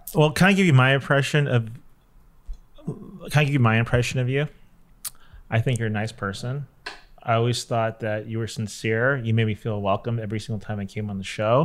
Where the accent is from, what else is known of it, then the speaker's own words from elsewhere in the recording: Los Angeles, California, United States; Cliff and I are both born and raised here